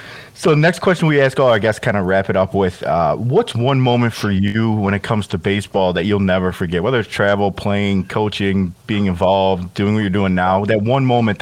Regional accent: Chicago, Illinois, United States; I'm from Chicago

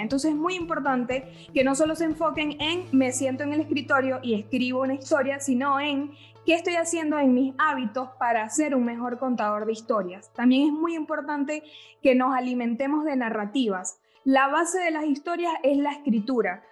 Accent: Venezuela; now in Argentina; yo como venezolana aprendí a tomar mate

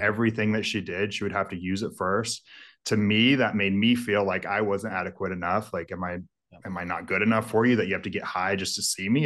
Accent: Mendocino, Lake County, California, United States; moved away; Mendocino, Lake County, that's where all of it's grown, so I grew up

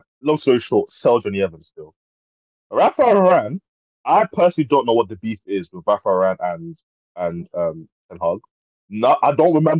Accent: Nigeria; I am Nigerian, so yeah, I ain't got no links to Ivory Coast

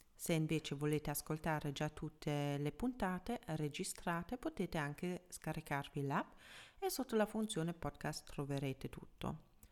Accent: Germany; first language German; Italian is a second language; moved away as an adult; now in Milan, Italy; sono tedesca, quindi anche madrelingua tedesco

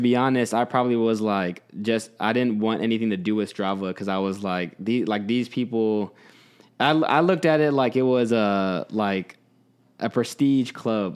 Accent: Texas, United States; moved away; I grew up, mostly grew up in Texas

